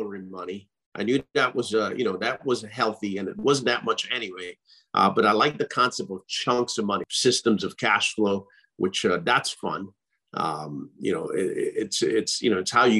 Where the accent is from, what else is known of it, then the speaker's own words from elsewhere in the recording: Trinidad & Tobago; now in United States; I grew up in the Caribbean.